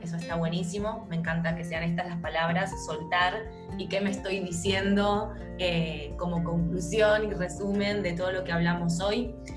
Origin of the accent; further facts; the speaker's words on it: Argentina; Nosotras somos de Argentina